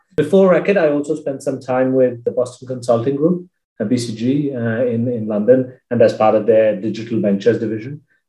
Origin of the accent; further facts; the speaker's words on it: India; now in United Kingdom; So I am originally from India and grew up around the world. My parents used to be expatriates and, you know, moved countries every few years or so.